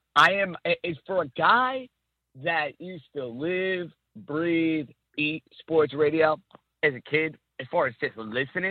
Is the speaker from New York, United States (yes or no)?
yes; New York City, New York, United States